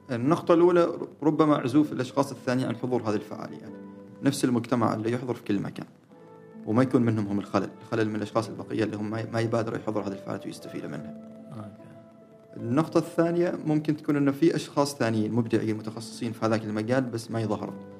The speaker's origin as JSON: {"language": "Arabic", "country": "Oman", "said": "احنا كعمانيين"}